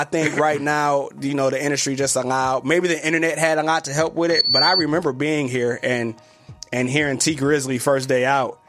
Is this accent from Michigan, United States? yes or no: yes; Detroit, Michigan, United States; I'm from Detroit, Michigan.